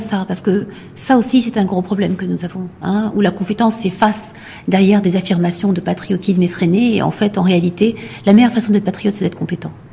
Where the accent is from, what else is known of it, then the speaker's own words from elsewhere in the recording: Morocco; je suis marocaine